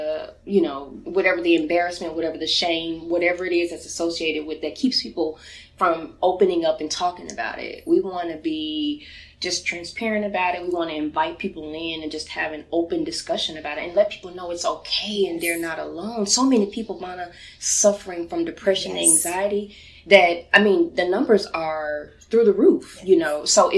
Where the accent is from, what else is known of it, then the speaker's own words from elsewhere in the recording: Louisiana, United States; I remember once I was at lunch with a lady, a girl from my hometown in Louisiana, and she invited one of her coworkers who brought a baby.